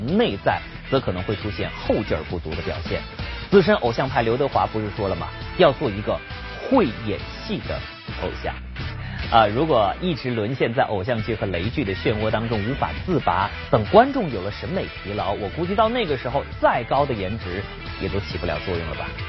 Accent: Hunan, China; now in Beijing, China; 我也是游子，因为我是湖南人，呃，而且我父母现在也在湖南，呃，所以呢，在北京过了很多个中秋节

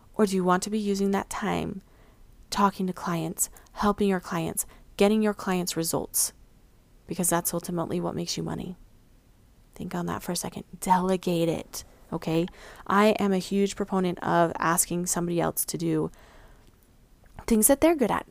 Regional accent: Mountain West, United States; also born or lived in Missouri; I grew up in the Midwest, uh, not the Midwest, excuse me, the Mountain West

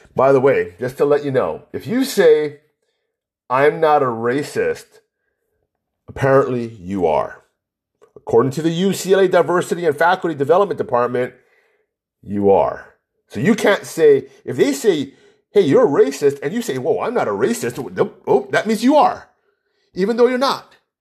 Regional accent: Hawaii, United States; I'm from Hawaii. I'm hundred percent Chinese

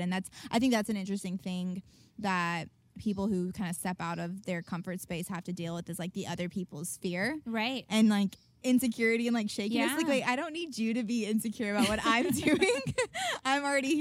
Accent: Nashville, Tennessee, United States; I was from Nashville, because I was around so many artists

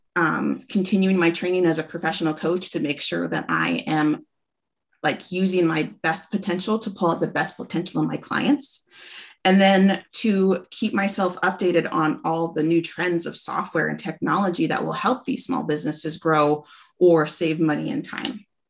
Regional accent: Alaska, United States; moved away as an adult; now in Washington, United States; originally from Alaska. Um, we moved down to Washington a couple years ago

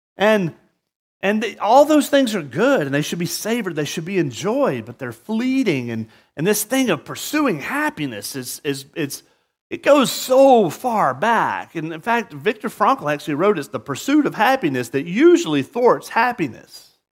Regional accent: the South, United States; now in Murrieta, United States; growing up in the South

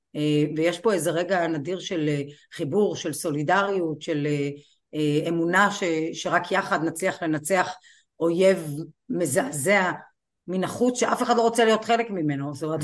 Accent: Kiryat Malakhi, Southern District, Israel; ואני נולדתי וגדלתי בקריית מלאכי

